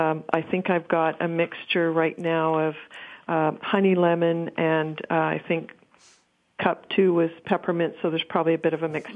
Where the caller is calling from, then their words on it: Ottawa, Ontario, Canada; I'm calling from Ottawa